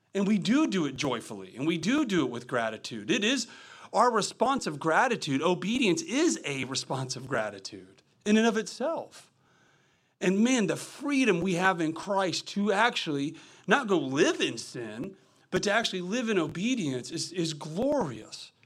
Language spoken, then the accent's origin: English; the Midwest, Kentucky, United States; I'm from the Midwest